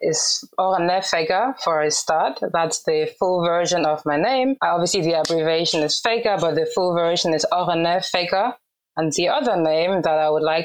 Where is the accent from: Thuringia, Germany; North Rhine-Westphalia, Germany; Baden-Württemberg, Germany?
North Rhine-Westphalia, Germany; Cologne; first language Urhobo; English is a second language; I was born and raised in Cologne, Germany